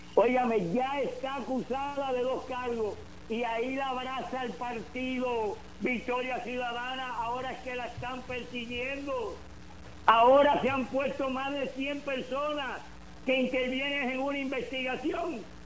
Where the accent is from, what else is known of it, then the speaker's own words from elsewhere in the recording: Puerto Rico; also born or lived in Cuba; now in Arizona, United States; yo no tenía tres años cuando había llegado a Puerto Rico, aunque nací en Cuba